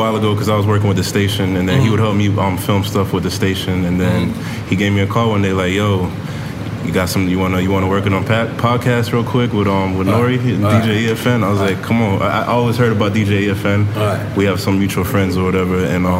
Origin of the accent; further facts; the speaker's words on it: Saint Catherine, Jamaica; also born or lived in New York, United States / Florida, United States; No, I was born in New York, raised back and forth between Jamaica, Florida, you know, migrate everywhere.